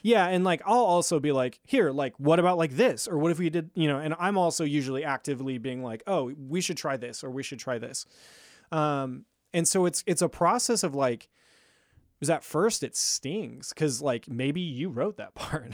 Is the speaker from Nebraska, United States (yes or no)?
yes; Lincoln, Nebraska, United States; also born or lived in California; I'm from Lincoln